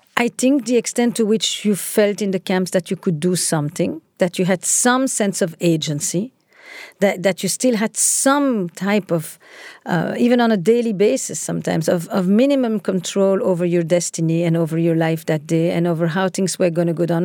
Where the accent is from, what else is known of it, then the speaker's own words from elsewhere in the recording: Antwerp, Flanders, Belgium; I grew up in Antwerp, in Belgium